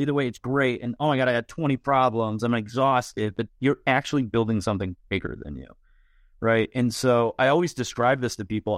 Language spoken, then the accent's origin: English; Buffalo, New York, United States; I'm from Buffalo.